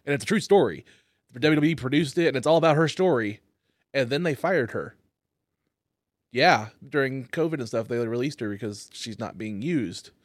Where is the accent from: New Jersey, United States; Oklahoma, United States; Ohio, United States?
Oklahoma, United States; growing up in the Oklahoma